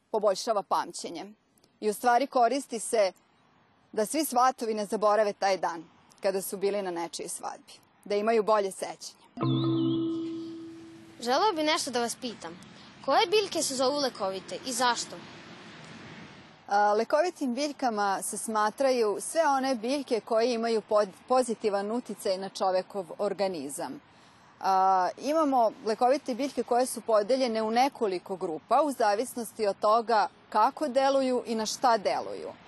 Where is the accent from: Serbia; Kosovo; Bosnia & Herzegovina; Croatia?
Serbia; Vojvodina; kod nas u Vojvodini.